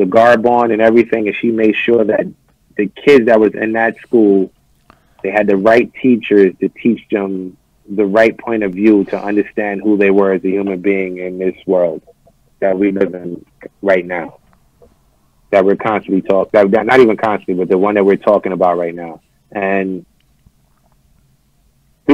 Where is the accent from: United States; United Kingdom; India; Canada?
United States; New York City, New York; also born or lived in Bed-Stuy, Brooklyn; where I'm living at now in Bed-Stuy, and I grew up in Flatbush